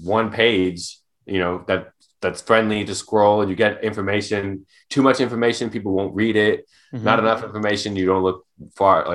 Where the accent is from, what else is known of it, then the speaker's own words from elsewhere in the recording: Arizona, United States; we grew up in Arizona